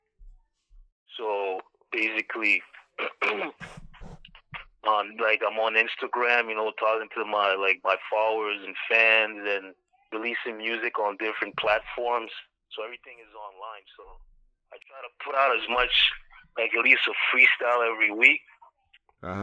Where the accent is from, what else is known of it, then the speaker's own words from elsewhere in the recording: Ottawa, Ontario, Canada; I'm from Canada, from Ottawa to be exact, like not too far from Toronto